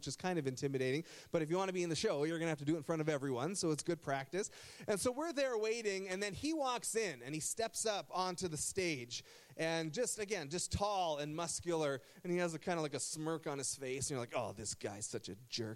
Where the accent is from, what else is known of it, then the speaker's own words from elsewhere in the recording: Burlington, Ontario, Canada; now in Essex County, Canada; I grew up in Burlington, Ontario, and I went to Nelson High School